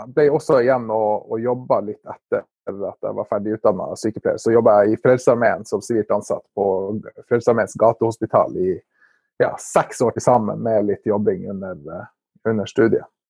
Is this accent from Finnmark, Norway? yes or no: no; Narvik, Nordland, Norway; Jeg er jo fra Narvik og bor i Narvik